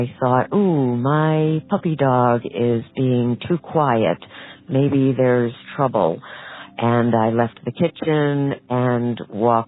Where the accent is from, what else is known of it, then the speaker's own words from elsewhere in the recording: Norwalk, Connecticut, United States; I'm from Norwalk, Connecticut.